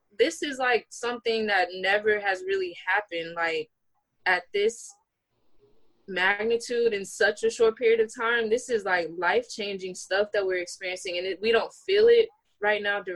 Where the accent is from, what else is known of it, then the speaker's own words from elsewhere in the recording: New Orleans, Louisiana, United States; now in Atlanta, United States; I'm from Louisiana